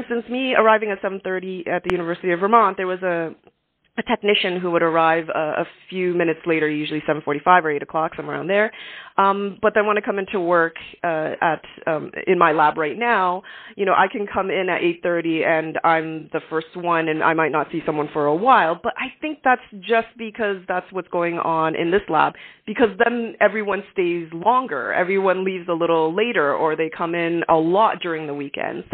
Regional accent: Canada; as a Canadian

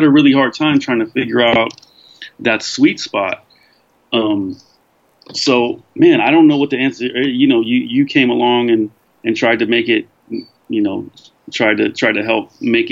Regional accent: California, United States; moved away as an adult; I grew up in America

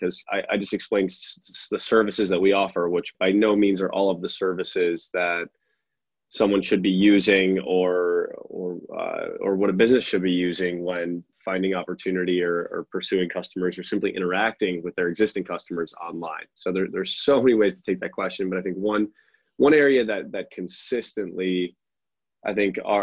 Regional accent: Chicago, Illinois, United States; also born or lived in Norway; Grew up outside Chicago.

